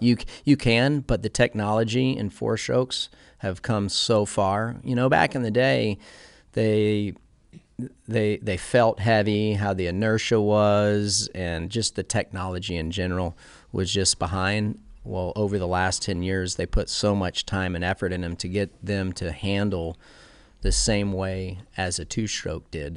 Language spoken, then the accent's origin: English; Clearwater, Florida, United States; I was born in Clearwater, Florida